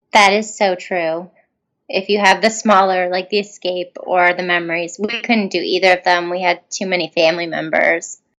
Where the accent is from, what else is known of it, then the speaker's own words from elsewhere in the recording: Canada; we're all from Canada